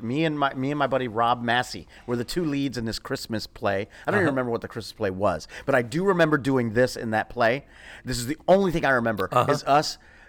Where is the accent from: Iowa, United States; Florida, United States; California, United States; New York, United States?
Florida, United States; Immokalee; also born or lived in Naples; But I grew up in Immokalee, which is about 30 minutes, I guess, east of Naples.